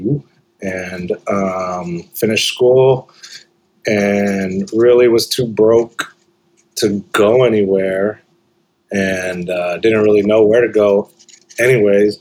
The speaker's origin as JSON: {"language": "English", "town": "Corpus Christi", "region": "Texas", "country": "United States", "tie": "born or raised there", "moved": "yes", "said": "I was born and raised in Corpus Christi, Texas, on the Gulf Coast"}